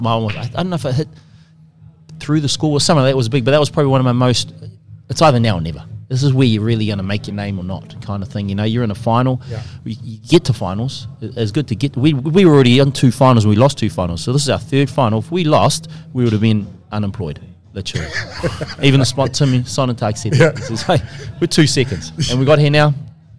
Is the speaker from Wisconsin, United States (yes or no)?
yes; Wisconsin, United States; it was in Eau Claire, and we're from Wisconsin, so we were like, we were the world champs that night.